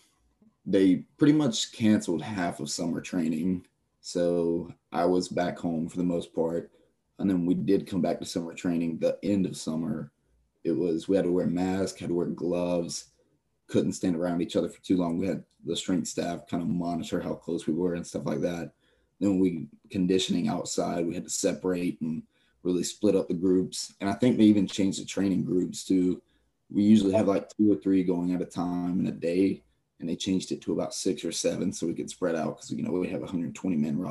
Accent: Gaffney, South Carolina, United States; I'm from Gaffney, South Carolina, so right up the road.

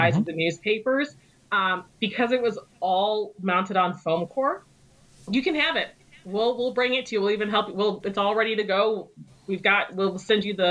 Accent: Indiana, United States; now in Michigan, United States; I'm from Indiana

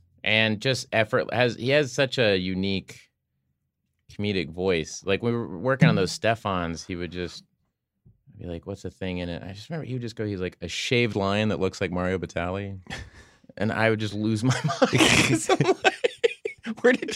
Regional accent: Oklahoma, United States; I'm from Oklahoma

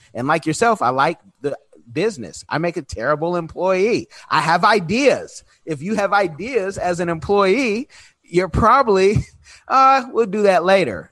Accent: Oakland, California, United States; I was born in Oconda, that's Oakland

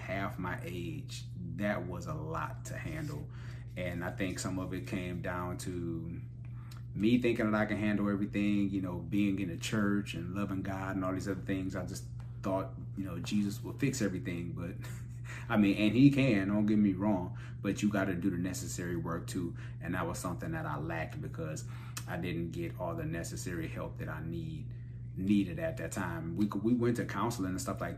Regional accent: Cleveland, Ohio, United States; There was so much stuff going on in the hood growing up in Cleveland

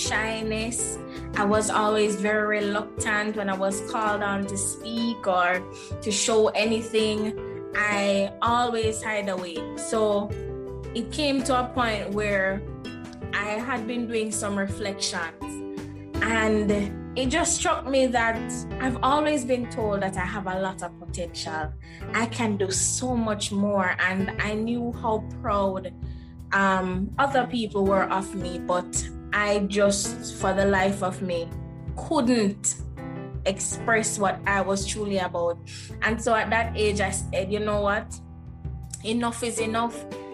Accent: Jamaica; I am originally from Jamaica, born and grown, never been anywhere else.

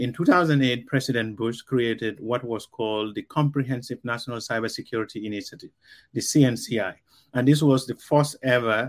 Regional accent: Gambia; first language Mandinka; English is a second language; moved away; also born or lived in California; I was brought up in the Gambia. I was speaking Mandinka. My English was not that great, and it's still not that great.

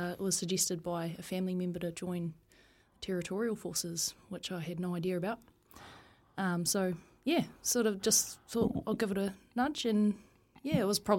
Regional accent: Taihape, Manawatū-Whanganui, New Zealand; also born or lived in Palmerston North; Grew up in a small town called Taihape.

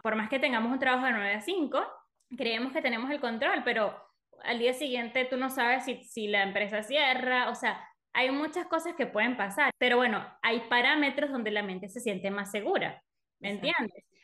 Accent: Venezuela; moved away as an adult; yo soy venezolana, Hace siete años que me mudé a este país

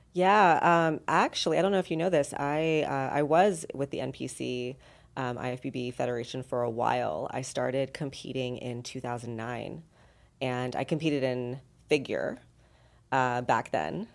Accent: Los Angeles, California, United States; moved away as an adult; also born or lived in San Diego; now in Las Vegas, United States; I'm originally from Southern California, from LA, and then San Diego

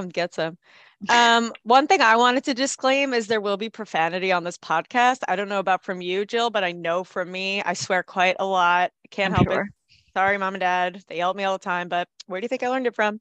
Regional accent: New York City, New York, United States; now in Massachusetts, United States; We grew up in Staten Island, New York. Proud of it.

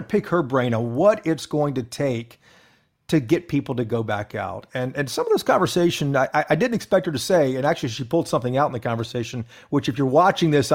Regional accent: Tennessee, United States; I'm from Tennessee

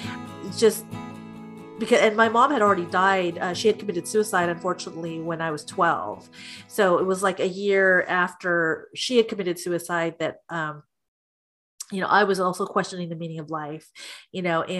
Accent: United States; And with me as an American girl, I wanted to have friends and I wanted to dress pretty

